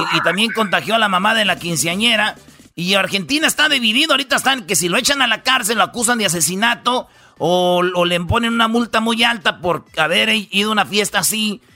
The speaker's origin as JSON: {"language": "Spanish", "town": "Jiquilpan", "region": "Michoacán", "country": "Mexico", "tie": "born or raised there", "said": "en Jiquilpan, Michoacán, fíjate ahí donde yo nací"}